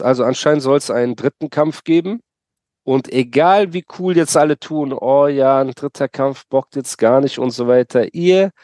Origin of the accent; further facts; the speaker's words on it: Germany; ich bin in Deutschland geboren